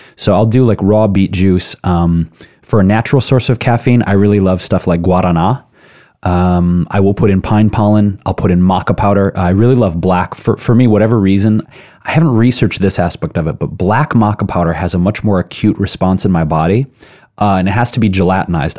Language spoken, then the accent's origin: English; Detroit, Michigan, United States; moved away; also born or lived in Chicago / New York; I grew up in Detroit, lived in Chicago, New York